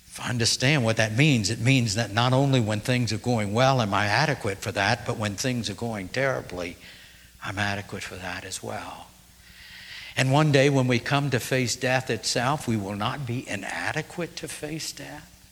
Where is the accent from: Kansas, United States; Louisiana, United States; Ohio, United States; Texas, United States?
Louisiana, United States; New Orleans; moved away; also born or lived in Kentucky / Terre Haute, Indiana; growing up in New Orleans, we didn't have mountains